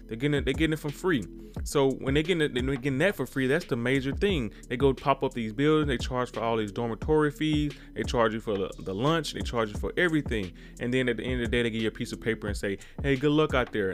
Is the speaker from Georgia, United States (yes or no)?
no; Mississippi, United States; I come from Mississippi, born and raised.